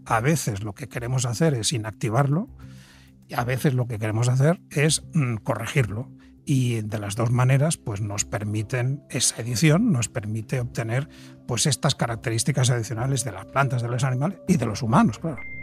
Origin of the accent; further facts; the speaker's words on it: Spain; en nuestro país, en España